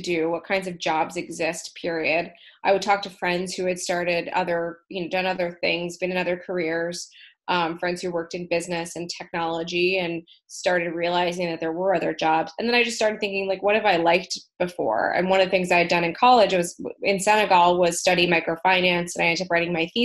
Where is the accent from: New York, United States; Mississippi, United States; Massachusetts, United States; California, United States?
California, United States; Berkeley; also born or lived in Oakland, California; I grew up in Berkeley, California. Not too far from where I am right now, actually, in Oakland, California